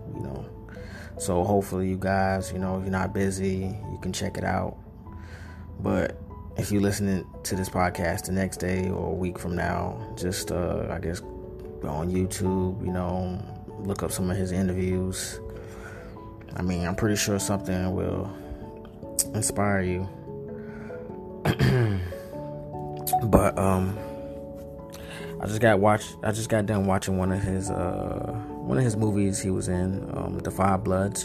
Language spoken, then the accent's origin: English; North Carolina, United States; I'm from North Carolina